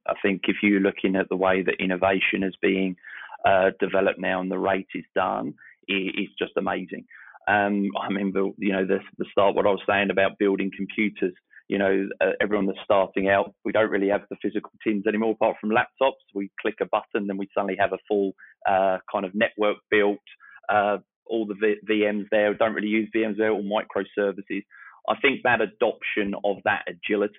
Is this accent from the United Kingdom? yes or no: yes; Eastbourne, South East England, United Kingdom; I started my career over about 20 years ago back in my hometown in Eastbourne, the UK